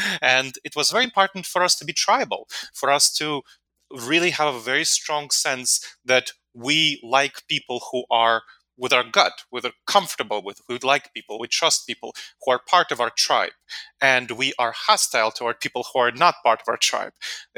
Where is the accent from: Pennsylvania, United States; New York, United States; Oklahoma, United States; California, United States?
New York, United States; New York City; And I grew up in New York City, so it wasn't as bad in New York